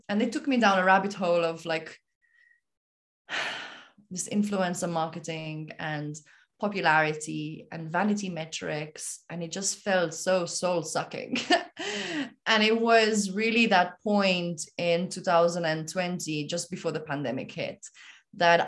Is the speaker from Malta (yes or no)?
yes; Malta; moved away as an adult; now in Nepal; I am from Malta. I was born and raised in Malta